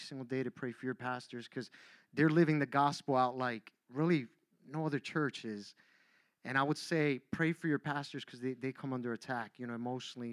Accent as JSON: {"language": "English", "town": "Miami", "region": "Florida", "country": "United States", "tie": "born or raised there", "moved": "as an adult", "lives_now": "Philadelphia, United States", "said": "I grew up down in Miami"}